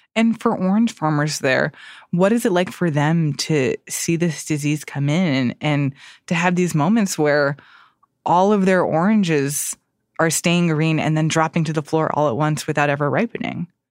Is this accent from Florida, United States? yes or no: yes; Florida, United States; I'm also from Florida